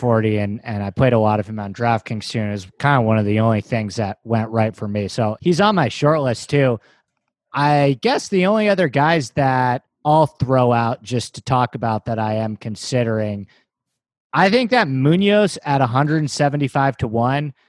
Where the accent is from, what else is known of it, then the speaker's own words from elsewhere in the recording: New York City, New York, United States; moved away as an adult; now in Los Angeles, United States; I grew up in New York in Manhattan